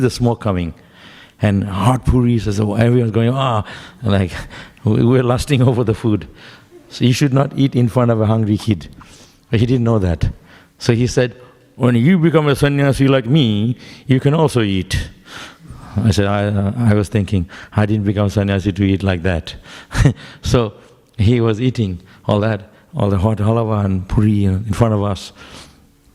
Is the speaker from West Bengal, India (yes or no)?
yes; West Bengal, India; now in Melbourne, Australia; I grew up in Bengal